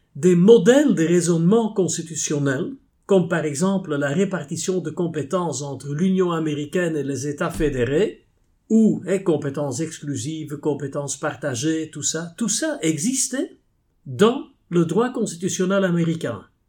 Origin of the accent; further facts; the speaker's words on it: Flanders, Belgium; first language Dutch; French is a second language; je suis belge